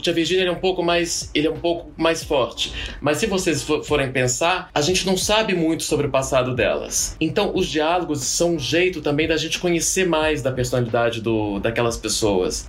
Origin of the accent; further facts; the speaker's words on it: Goiânia, Goiás, Brazil; eu sou de Goiânia